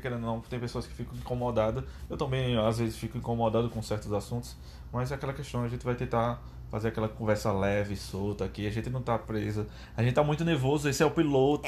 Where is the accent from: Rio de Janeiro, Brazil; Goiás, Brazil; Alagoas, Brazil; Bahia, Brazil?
Alagoas, Brazil; Maceió; sou natural de Maceió, Alagoas, o paraíso das águas